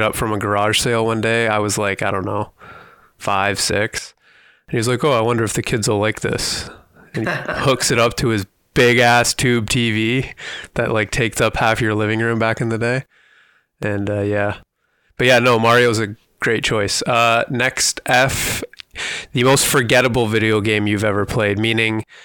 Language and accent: English; Toronto, Ontario, Canada; I am from the Toronto, Canada area.